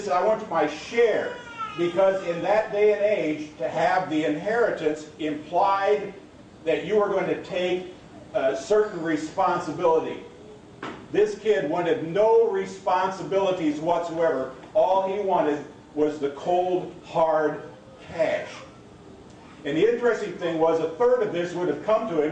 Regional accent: Seward, Nebraska, United States; I was raised in Seward, Nebraska, and I went to St. John's Lutheran grade school

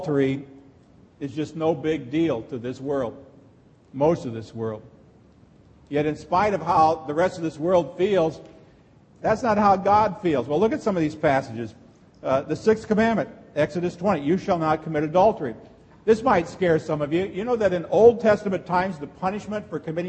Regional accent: Texarkana, United States; I'm from Texarkana

